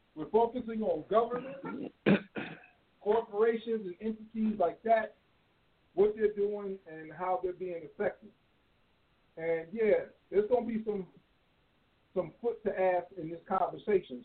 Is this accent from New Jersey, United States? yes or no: no; Chicago suburbs, Illinois, United States; moved away; I miss Chicago. I, used, I grew up in the suburbs